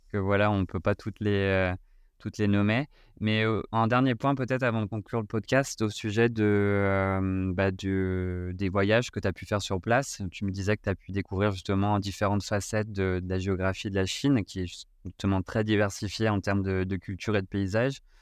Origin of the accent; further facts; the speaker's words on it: France; en tant que Français